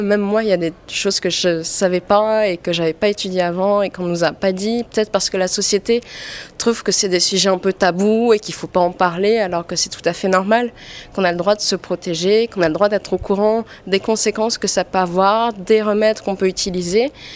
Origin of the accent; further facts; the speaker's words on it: French Polynesia; moved away as an adult; now in Paris, France; je viens de Polynésie et je suis rentrée en France